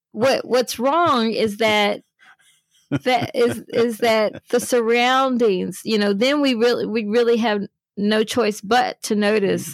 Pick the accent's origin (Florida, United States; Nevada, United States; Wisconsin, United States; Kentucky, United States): Kentucky, United States; I'm from Kentucky.